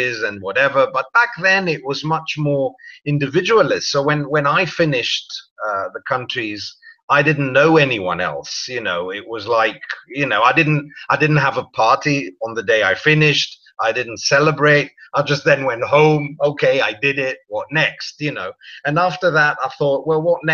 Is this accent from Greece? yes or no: yes; Greece; moved away; also born or lived in London; I was born in London and I grew up in Greece.